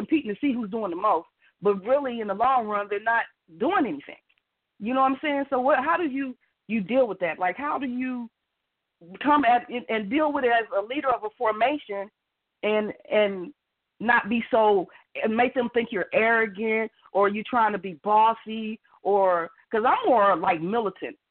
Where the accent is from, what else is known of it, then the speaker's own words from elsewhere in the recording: the Ohio area, United States; now in Kentucky, United States; I grew up in the Ohio area. I'm in Kentucky now